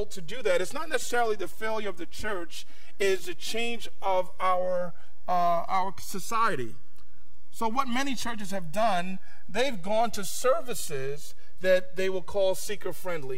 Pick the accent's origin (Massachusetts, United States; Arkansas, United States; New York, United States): New York, United States; New York City; moved away; I grew up in New York City